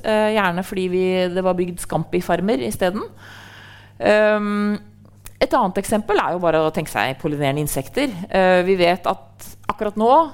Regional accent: Trondheim, Trøndelag, Norway; jeg er jo fra Trondheim

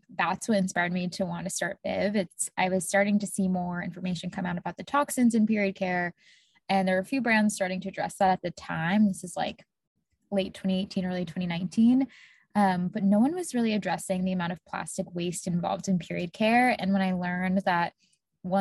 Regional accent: Tampa, Florida, United States; now in Boston, United States; I grew up in Tampa, Florida

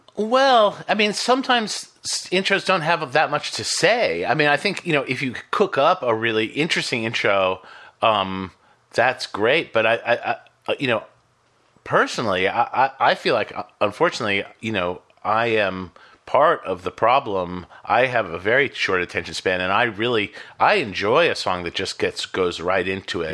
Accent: Boston, Massachusetts, United States; I grew up in Boston

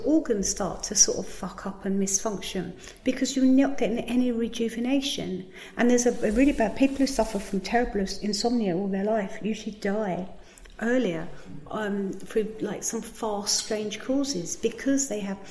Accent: Margate, South East England, United Kingdom; I come from Margate

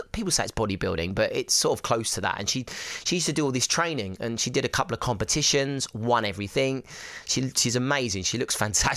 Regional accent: Essex, East of England, United Kingdom; I'm from Essex

